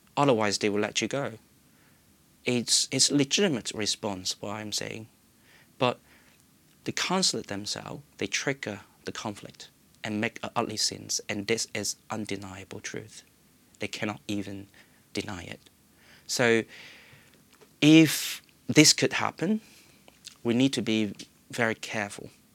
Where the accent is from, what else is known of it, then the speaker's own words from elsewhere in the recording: Hong Kong; moved away as an adult; now in United Kingdom; I still have my chance to come back to my hometown without fear